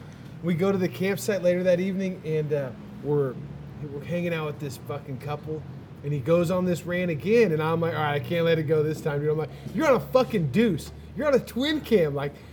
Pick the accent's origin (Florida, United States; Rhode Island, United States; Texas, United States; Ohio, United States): Texas, United States; I'm from Texas.